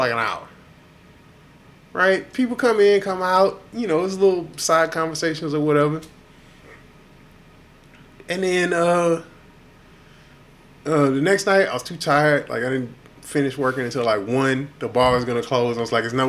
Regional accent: Houston, Texas, United States; now in Austin, United States; I'm from Houston

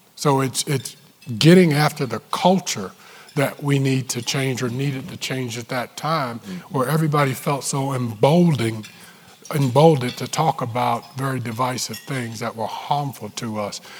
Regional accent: Newport News, Virginia, United States; moved away; We're both from Newport News

